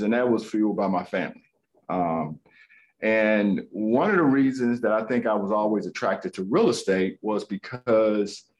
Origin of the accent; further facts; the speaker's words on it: Greensboro, North Carolina, United States; I grown up here in Greensboro